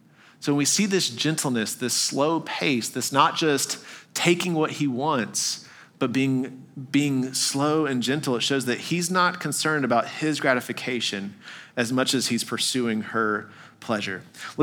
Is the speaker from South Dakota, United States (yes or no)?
no; Arkansas, United States; born there; I was born in Arkansas, so I feel like I can say that, all right?